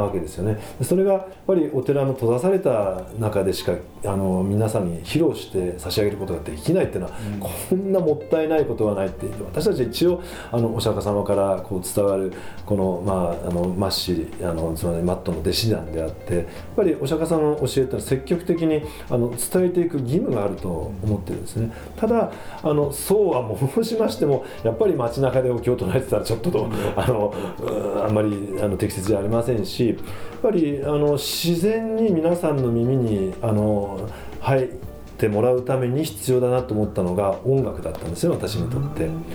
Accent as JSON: {"language": "Japanese", "region": "Kanagawa", "country": "Japan", "tie": "born or raised there", "said": "1968年に神奈川県で生まれまして"}